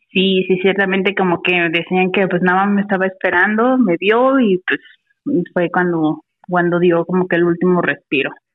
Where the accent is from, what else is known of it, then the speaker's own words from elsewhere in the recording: Mexico City, Mexico; now in Morelia, Mexico; Ahorita estoy aquí en Morelia, pero yo soy de la Ciudad de México